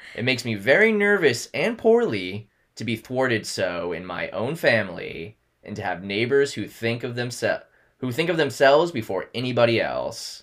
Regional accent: United States; also born or lived in New York City; now in New York, United States; especially as Americans

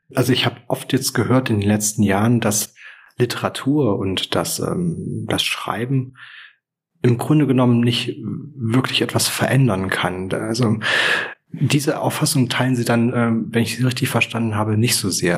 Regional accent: Thuringia, Germany; ich bin kein Bayer, ich bin Thüringer

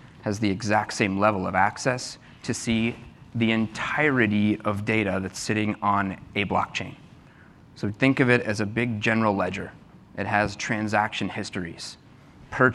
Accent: Texas, United States; moved away; I'm from Texas

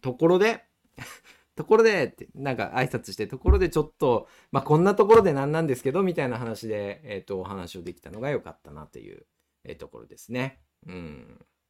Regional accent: Nagano, Japan; moved away as an adult; now in Niigata, Japan; 生まれはここの地域ではなくて、えー、っと、出身は長野県

